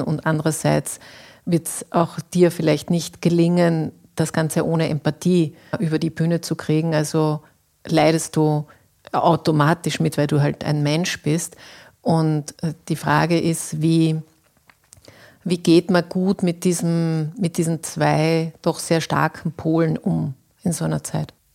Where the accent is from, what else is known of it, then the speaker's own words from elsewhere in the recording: Austria; bei uns in Österreich